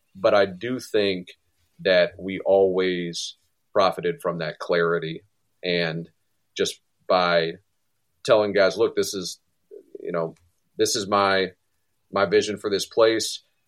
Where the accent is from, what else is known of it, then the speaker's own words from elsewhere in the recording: Maryland, United States; my home state